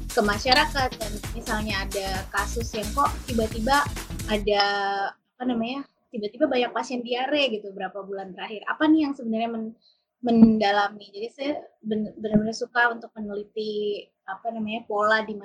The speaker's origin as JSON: {"language": "Indonesian", "town": "Bogor", "region": "West Java", "country": "Indonesia", "tie": "born or raised there", "said": "saya kecilnya dulu di Bogor, jadi sekitar 12 kilo dari Bogor. Jadi desa, sih. bapak saya itu ternak ayam dan ibu saya itu perawat"}